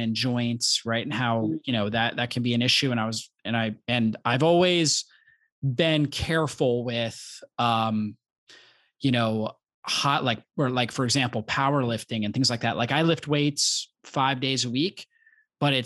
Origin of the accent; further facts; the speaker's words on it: Florida, United States; I grew up in Florida